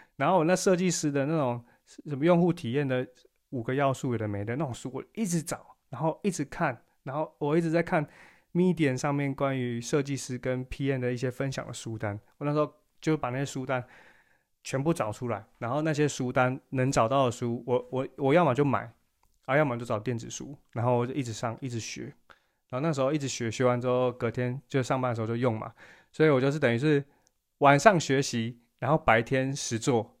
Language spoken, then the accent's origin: Chinese; Taiwan; 就我们作为台湾人有一个很，很好的优点